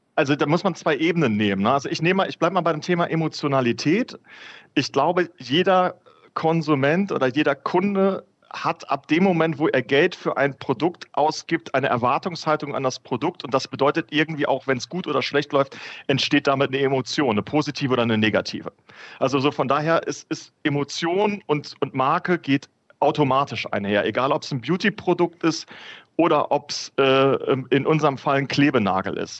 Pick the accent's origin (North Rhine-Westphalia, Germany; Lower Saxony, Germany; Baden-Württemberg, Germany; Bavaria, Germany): North Rhine-Westphalia, Germany; bin gebürtiger Ostwestfale